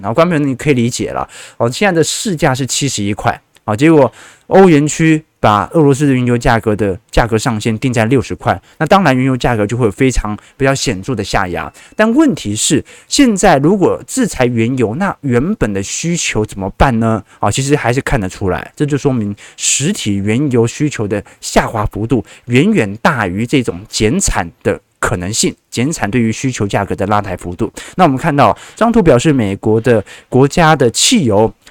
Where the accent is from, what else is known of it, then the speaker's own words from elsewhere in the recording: Taipei, Taiwan; 我平时都在万华分局里面长大的